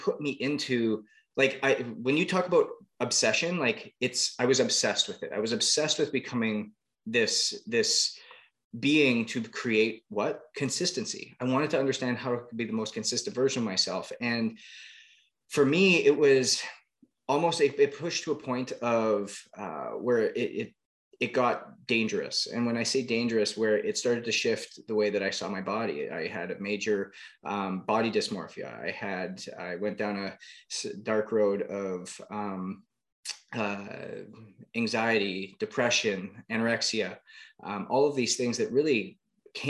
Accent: Canada; now in New York, United States; growing up in Canada, was playing hockey just like everybody else.

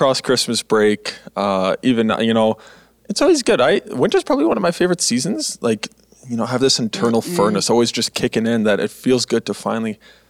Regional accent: Manitoba, Canada; also born or lived in Alberta; And January, you know, I come from Manitoba and Alberta, you know, all across the prairies.

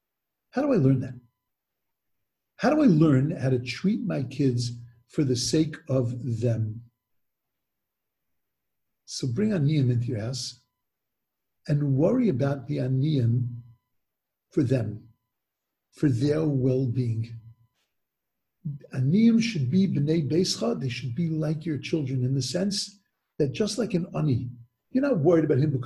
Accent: United States; as an American

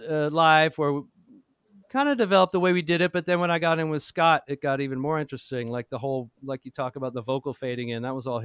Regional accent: Toronto, Ontario, Canada; now in Nashville, United States; I grew up in Toronto

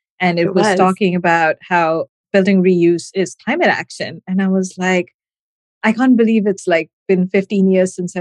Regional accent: Gujarat, India; moved away; I grew up in India, in the western part of India, in the state of Gujarat.

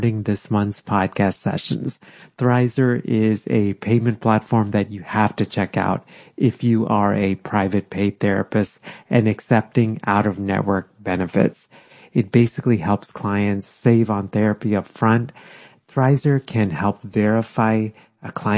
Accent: Texas, United States; also born or lived in India; now in Philadelphia, United States; I was born in India, but then grew up in Texas

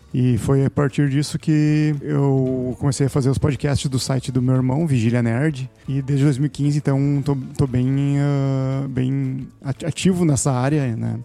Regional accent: Taquara, Rio Grande do Sul, Brazil; now in Sapiranga, Brazil; Eu nasci na cidade de Taquara, no Rio Grande do Sul, e resido na cidade de Sapiranga

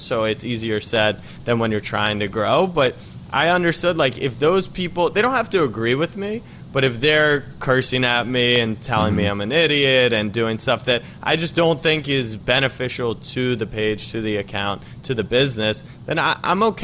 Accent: Maryland, United States; moved away as an adult; also born or lived in Texas; now in New York, United States; I grew up in Maryland, and then I moved to New York.

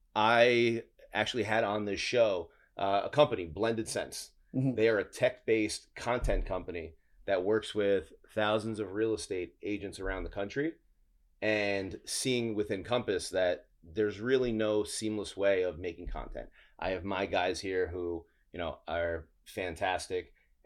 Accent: Queens, New York, United States

